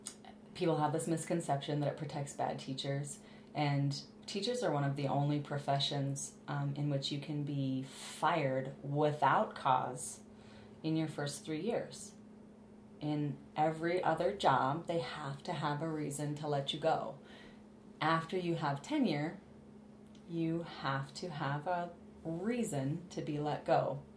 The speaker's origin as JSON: {"language": "English", "town": "Billings", "region": "Montana", "country": "United States"}